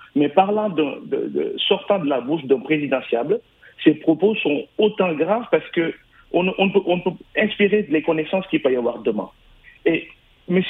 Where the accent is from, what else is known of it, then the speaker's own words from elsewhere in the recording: Senegal; now in France; Nous, Sénégalais de France, et PASTEF en particulier